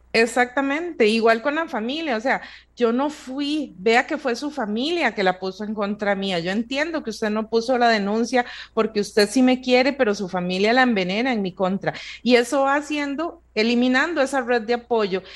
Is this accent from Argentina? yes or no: no; Costa Rica; nosotros como sociedad costarricense